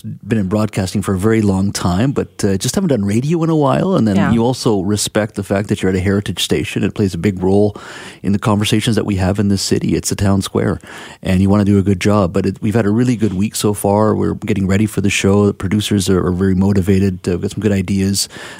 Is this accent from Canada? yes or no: yes; Williams Lake, British Columbia, Canada; English is a second language; also born or lived in India; I grew up in Williams Lake in the interior. So I'm a Cariboo boy. I was born in India. And my dad had emigrated a few years prior, and mom and I came in 1972. So I was 2 years old. I grew up there. My whole childhood was there